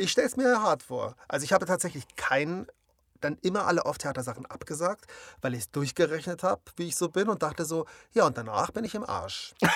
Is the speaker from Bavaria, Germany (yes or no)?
yes; Munich, Bavaria, Germany; wir sind ja beide aus München